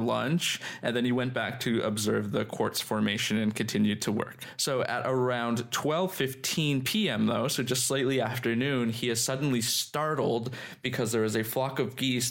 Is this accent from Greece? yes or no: no; Canada; moved away; In my hometown